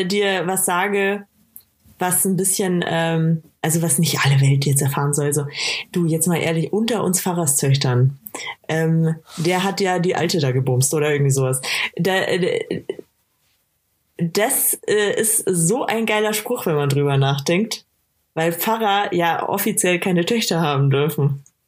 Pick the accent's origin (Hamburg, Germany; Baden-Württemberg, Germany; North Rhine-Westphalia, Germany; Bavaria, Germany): Bavaria, Germany